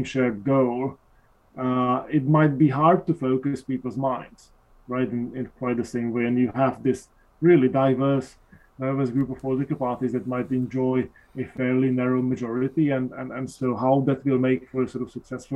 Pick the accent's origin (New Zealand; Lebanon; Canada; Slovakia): Slovakia; moved away; I'm originally from Slovakia